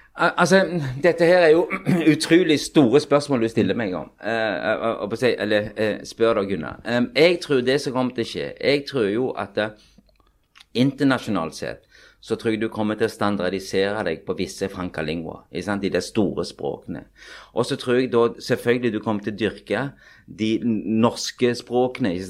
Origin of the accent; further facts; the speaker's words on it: Pakistan; also born or lived in Sandnes, Norway / Oslo, Norway; now in Norway; jeg er jo født og vokst opp i Pakistan